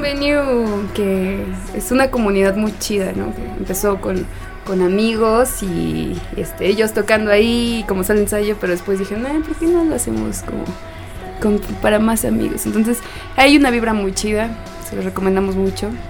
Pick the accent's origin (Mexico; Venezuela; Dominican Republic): Mexico; Guadalajara, Jalisco; moved away; en Guadalajara, en mi tierra querida, Tapatía tierra de las tortas ahogadas